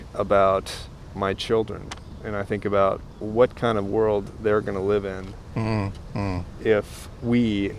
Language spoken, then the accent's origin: English; United States; as an American